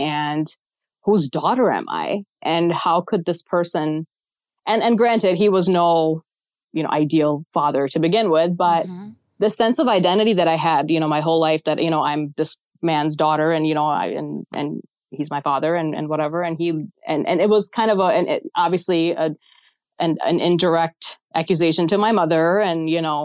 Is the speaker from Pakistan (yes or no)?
yes; Pakistan; now in United States; I was born in Pakistan